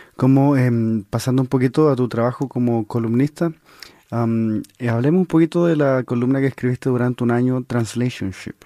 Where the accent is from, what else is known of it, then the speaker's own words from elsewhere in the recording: Chile; yo siento también como chileno